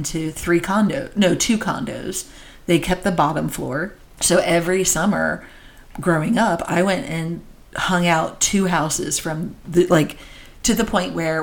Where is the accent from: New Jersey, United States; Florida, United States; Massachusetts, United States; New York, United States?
New Jersey, United States; I grew up in New Jersey.